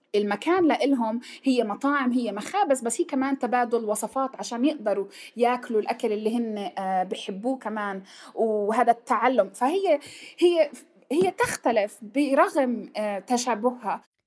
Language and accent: Arabic; Palestine; ونحن كفلسطينيين